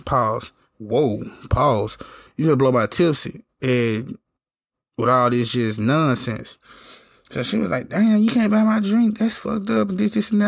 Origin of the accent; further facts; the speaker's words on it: Memphis, Tennessee, United States; I'm from Memphis